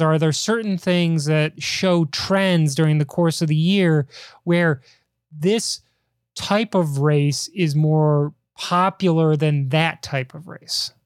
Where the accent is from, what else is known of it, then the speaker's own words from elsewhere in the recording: Chicago, Illinois, United States; growing up in Chicago, huge Cubs fan